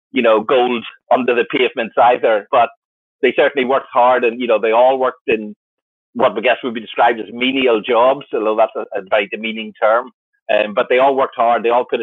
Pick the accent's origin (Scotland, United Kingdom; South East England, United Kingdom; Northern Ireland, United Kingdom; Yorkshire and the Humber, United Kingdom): Northern Ireland, United Kingdom; I grew up in Ireland, but Ireland in the early 1980s